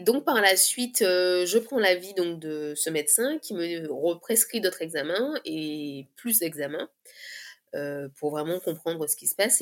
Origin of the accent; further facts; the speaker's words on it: Guadeloupe; je viens de la Guadeloupe